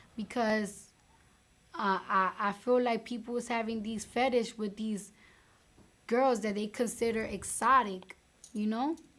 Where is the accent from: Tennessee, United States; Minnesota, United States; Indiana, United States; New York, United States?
New York, United States; I'm from New York. I'm from New York